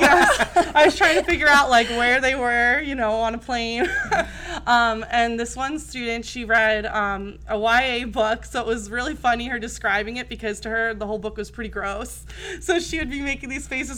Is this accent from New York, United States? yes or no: no; New Jersey, United States; moved away as an adult; now in Arizona, United States; I grew up in New Jersey, um, and I went to college there